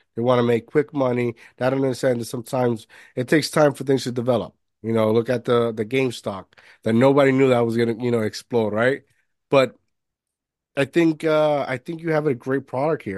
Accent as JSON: {"language": "English", "country": "Puerto Rico", "tie": "born or raised there", "also_born_or_lived": "Jersey City, New Jersey", "moved": "yes", "said": "I grew up in Puerto Rico"}